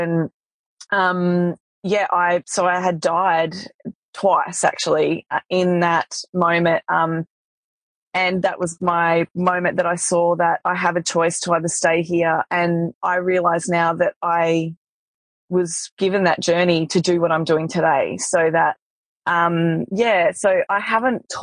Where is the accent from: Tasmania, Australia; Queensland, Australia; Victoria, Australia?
Tasmania, Australia; I grew up in Tasmania